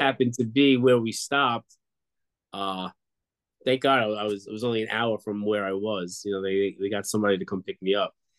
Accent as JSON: {"language": "English", "area": "Long Island", "region": "New York", "country": "United States", "tie": "born or raised there", "moved": "yes", "said": "I grew up in Long Island, New York, on the border of Queens near Belmont Racetrack"}